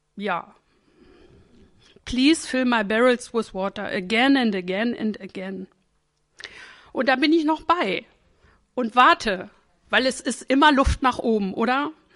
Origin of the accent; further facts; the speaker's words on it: Northern Germany, Germany; ich bin norddeutsch geprägt